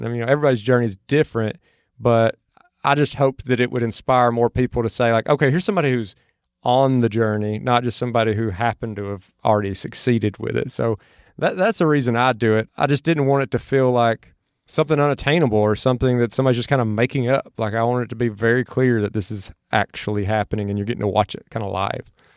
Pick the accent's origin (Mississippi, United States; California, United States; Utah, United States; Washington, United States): Mississippi, United States; now in Austin, United States; where I grew up in Mississippi from where I'm at now in Austin.